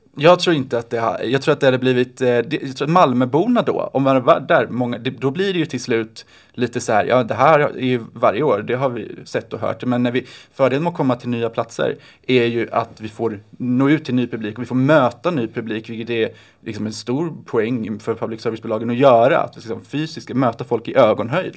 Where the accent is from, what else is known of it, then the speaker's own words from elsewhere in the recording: Oskarshamn, Kalmar County, Sweden; Jag älskar mina hemtrakter.